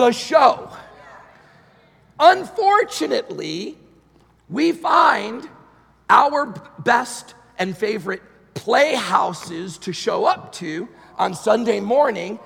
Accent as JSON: {"language": "English", "region": "New York", "country": "United States", "moved": "yes", "said": "I'm from New York originally, so I'm there a lot"}